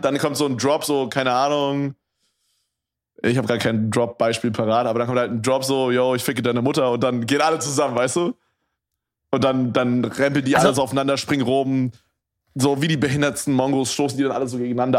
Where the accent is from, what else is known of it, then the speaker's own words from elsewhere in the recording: Berlin, Germany; bei uns in Berlin